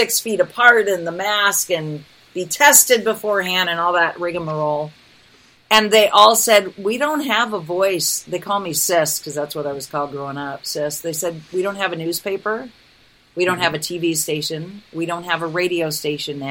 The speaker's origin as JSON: {"language": "English", "town": "Reedsport", "region": "Oregon", "country": "United States", "tie": "born or raised there", "moved": "yes", "said": "I went to my hometown. I don't own property there anymore. We sold my parents' house when they passed. But I go back every year. Reedsport is this weird little tiny community in the middle of nowhere on the Oregon coast"}